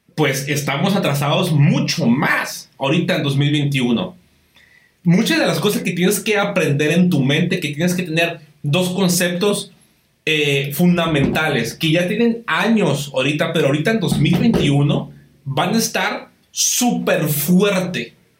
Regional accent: Baja California, Mexico; aquí en Baja California, aquí donde, donde, de donde yo soy

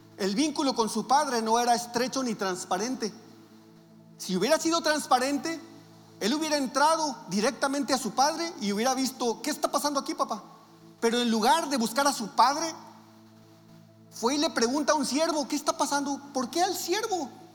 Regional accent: Navojoa, Sonora, Mexico; moved away; nosotros venimos de Navojoa y Navojoa es un pueblote también

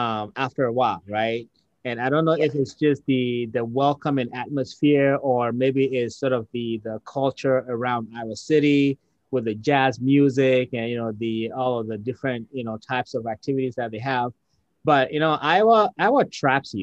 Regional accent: Ghana; now in United States; Growing up in Ghana, again, I was the majority

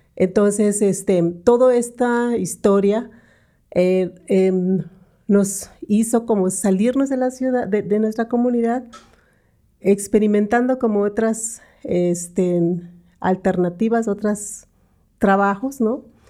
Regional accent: San Antonio Sihó, Yucatán, Mexico; also born or lived in Mérida; he vivido en una comunidad indígena maya, soy de Sijo, una comunidad maya que se llama San Antonio Sijo, está como una hora y media de Mérida, Yucatán

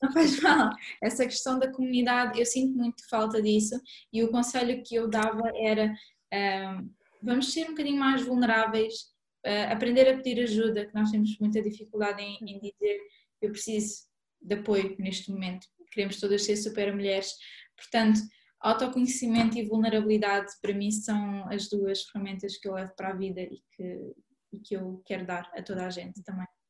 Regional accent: Mozambique; moved away; eu cresci em Moçambique

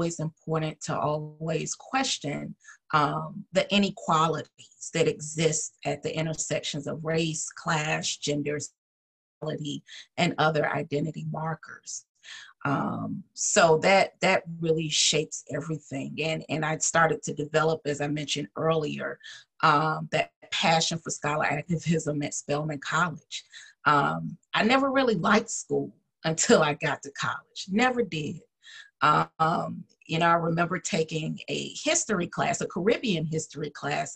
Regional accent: Atlanta, Georgia, United States; moved away; I'm originally from Atlanta, Georgia, proud Georgian.

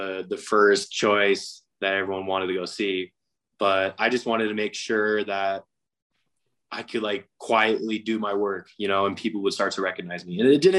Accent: Utah, United States; I'm from Utah.

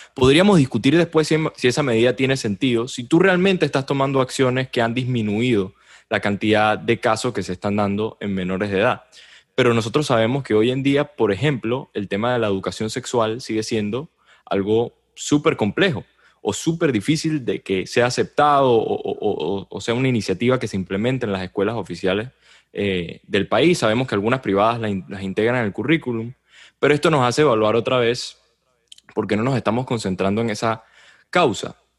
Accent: Venezuela; lo digo como venezolano

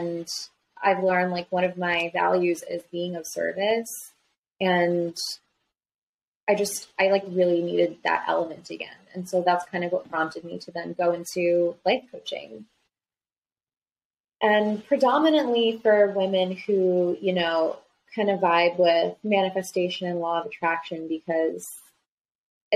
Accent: New Jersey, United States; I'm from New Jersey originally. So I was living in New Jersey

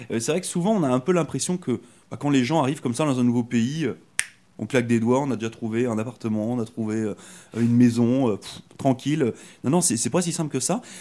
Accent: France; moved away as an adult; now in Canada; moi je suis arrivé de France il y a, trois ans. Puis euh, c'est vrai que bah, moi j'ai décidé de venir ici au Canada pour euh, changer un petit peu de vie

